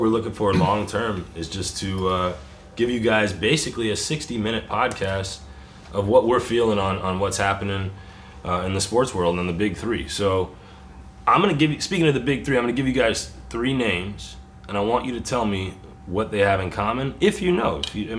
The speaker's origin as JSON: {"language": "English", "town": "Jacksonville", "region": "Florida", "country": "United States", "tie": "born or raised there", "moved": "yes", "lives_now": "Orlando, United States", "said": "Personally, I'm from Jacksonville, Florida. I'm a Jaguar fan, guys. And born and raised there"}